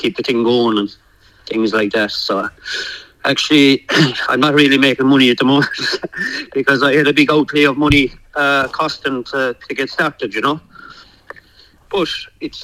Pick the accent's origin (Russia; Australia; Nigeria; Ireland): Ireland; moved away as an adult; now in United Kingdom; Davey grew up with me in Ireland, and I came from Ireland there over 12 months ago